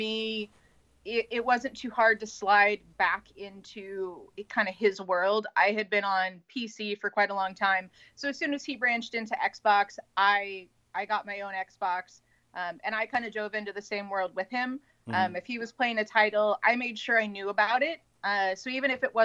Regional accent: Northern California, United States; moved away as an adult; now in Santa Barbara, United States; I'm originally from Northern California

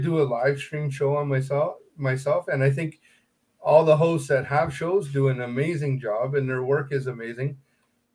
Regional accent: Canada

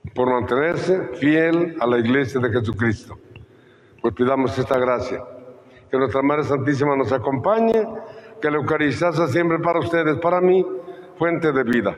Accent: Mexico

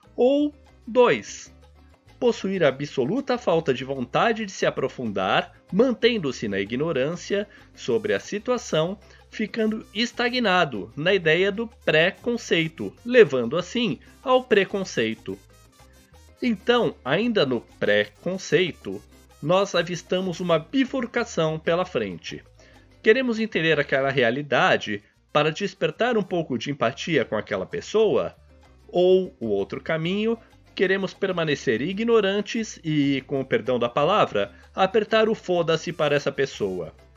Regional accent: São Paulo, Brazil; mesmo sendo paulista

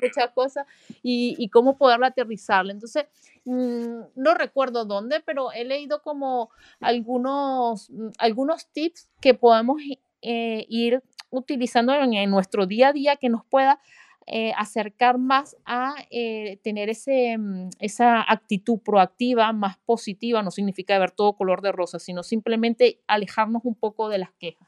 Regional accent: Venezuela; moved away as an adult; yo vengo de Venezuela

